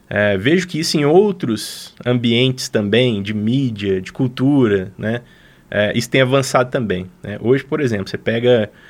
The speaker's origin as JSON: {"language": "Portuguese", "town": "Belo Horizonte", "region": "Minas Gerais", "country": "Brazil", "lives_now": "Lavras, Brazil", "said": "viemos parar em Lavras, a gente veio de Belo Horizonte para Lavras"}